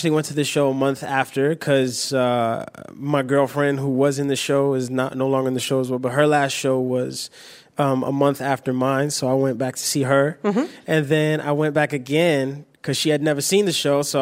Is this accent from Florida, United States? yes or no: no; New York, United States; You know, things, you know, movies that I watch and growing up in New York, I'm like, damn